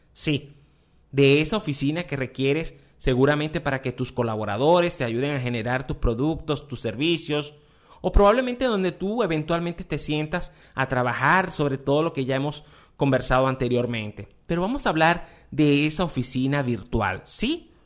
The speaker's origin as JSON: {"language": "Spanish", "country": "Venezuela", "said": "en mi país, en Venezuela"}